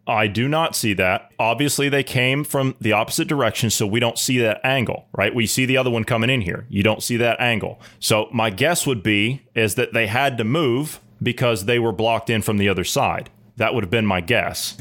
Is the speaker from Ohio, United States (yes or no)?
yes; Ohio, United States; my home state of Ohio